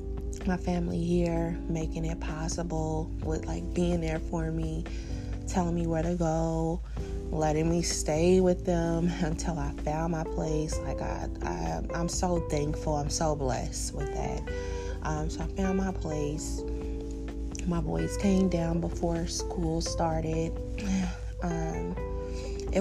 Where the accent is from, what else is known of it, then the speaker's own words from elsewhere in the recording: Indiana, United States; moved away as an adult; now in Arizona, United States; I'm from Indiana. And I decided that I was just going to up and move to Arizona